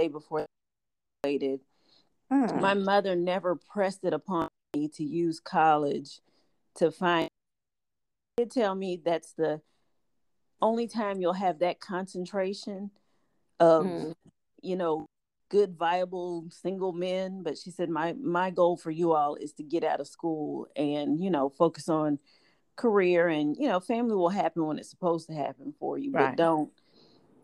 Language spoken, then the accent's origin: English; Midwest, United States; we're from the Midwest